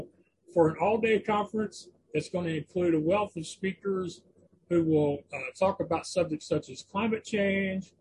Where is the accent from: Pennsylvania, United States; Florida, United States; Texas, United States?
Texas, United States; as a Texan